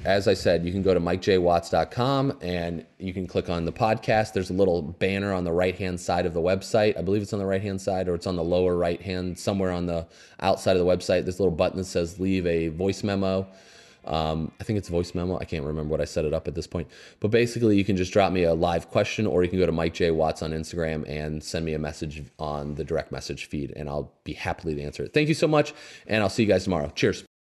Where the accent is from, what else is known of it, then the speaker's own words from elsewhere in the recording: Indiana, United States; I grew up in Indiana